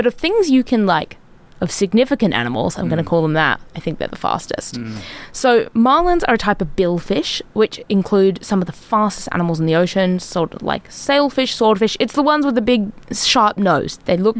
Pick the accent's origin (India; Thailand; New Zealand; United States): New Zealand; North Island; now in Brisbane, Australia